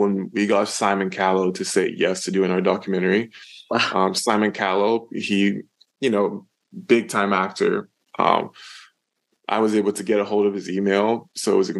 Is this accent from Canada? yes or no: yes; Canada; I'm from Canada